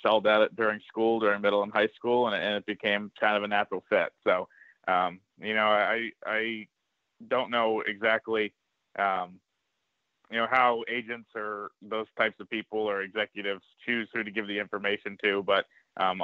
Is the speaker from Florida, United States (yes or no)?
no; Northborough, Massachusetts, United States; I grew up in Massachusetts